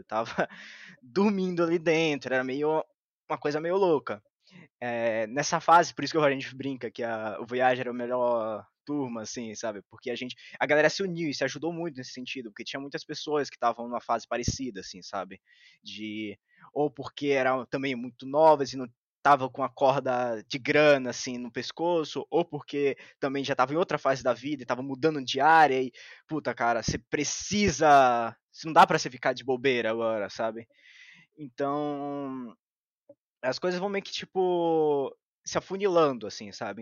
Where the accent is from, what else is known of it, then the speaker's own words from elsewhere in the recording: Bahia, Brazil; eu sou da Bahia